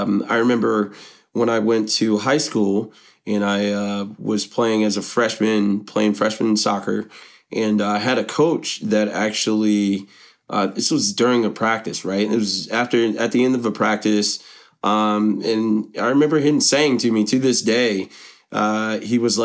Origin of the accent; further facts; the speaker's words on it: Middletown, Ohio, United States; I was born and raised in Middletown, Ohio